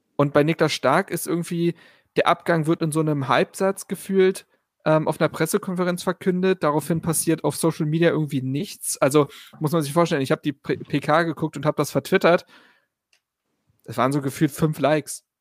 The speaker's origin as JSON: {"language": "German", "region": "Berlin", "country": "Germany", "tie": "born or raised there", "said": "Ich bin ja auf der Schulfarm Insel Schafberg zur Schule gegangen. Ähm, wird manchen Leuten was sagen in Berlin-Reinickendorf"}